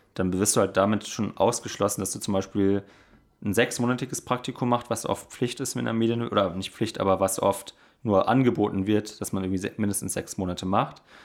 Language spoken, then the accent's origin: German; Lörrach, Baden-Württemberg, Germany; moved away; in meiner Heimat, eben in Lörrach, im Schwarzwald oder in der Nähe vom Schwarzwald